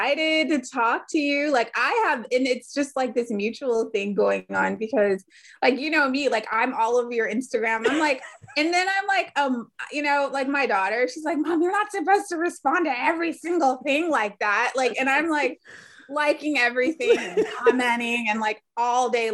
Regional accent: Oceanside, California, United States; moved away as an adult; now in Austin, United States; back home to California, where we're from. We're from Oceanside, California

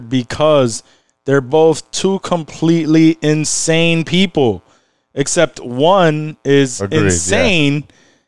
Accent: Rochester, New York, United States; we're from Rochester

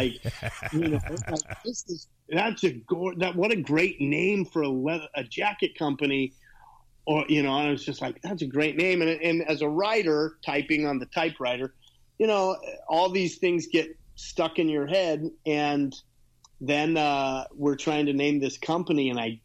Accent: Utah, United States; now in Los Angeles, United States; I grew up in Utah, started riding in Utah

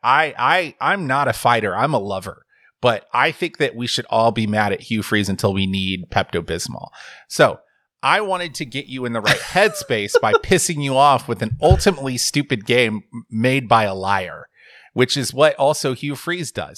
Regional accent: the South, United States; I'm from the South

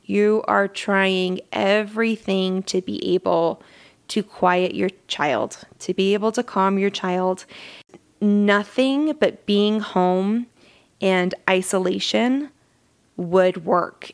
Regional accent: Southern Utah, United States; I am from Southern Utah. I wasn't born in Southern Utah, but that's all I've ever known

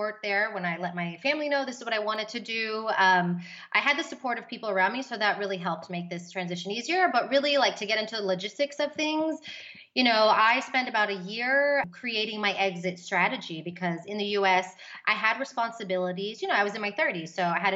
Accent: Houston, Texas, United States; moved away as an adult; also born or lived in Austin, Texas; now in Madrid, Spain; I'm from Texas, Houston, Texas

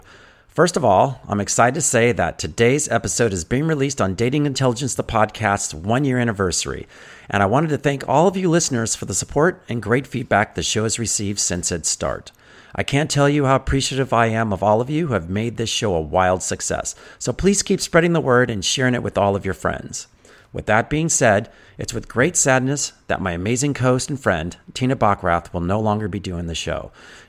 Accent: Texas, United States; I'm from Texas.

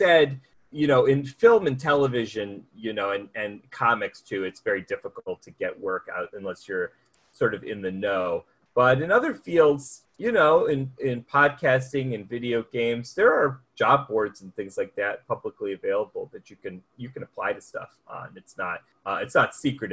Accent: United States; as the American writer that they hire

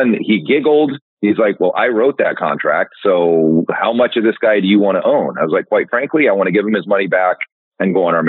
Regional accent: Sacramento, California, United States; now in Gig Harbor, United States; I grew up in Sacramento, California

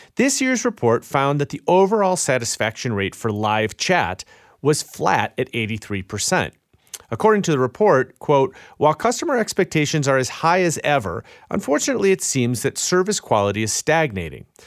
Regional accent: Chicago, Illinois, United States; it was in my hometown of Chicago

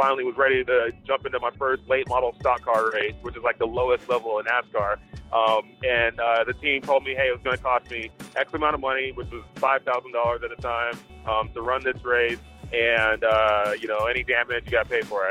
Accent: Dallas, Texas, United States; moved away as an adult; I'm originally from Dallas, Texas

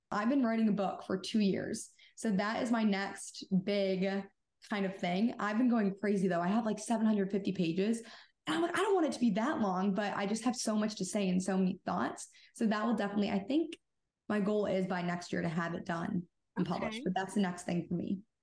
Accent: Michigan, United States; I'm 26 and I'm from Michigan

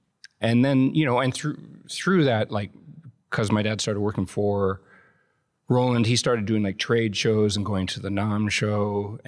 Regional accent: Vancouver, British Columbia, Canada; In Vancouver, Canada.

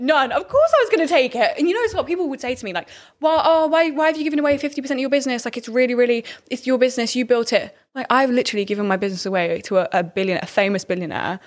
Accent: Birmingham, West Midlands, United Kingdom; I'm from Birmingham.

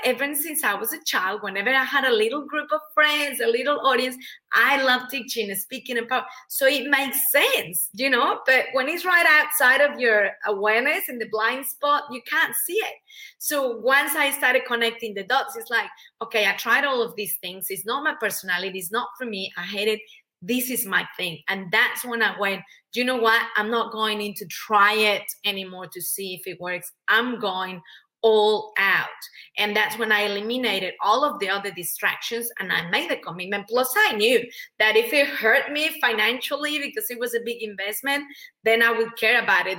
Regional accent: Mexico; English is a second language; moved away as an adult; now in Australia; I'm, I'm originally from Mexico, hence the accent.

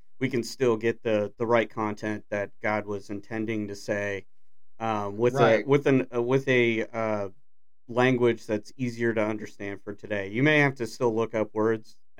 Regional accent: Des Moines, Iowa, United States; I was born in Des Moines, Iowa

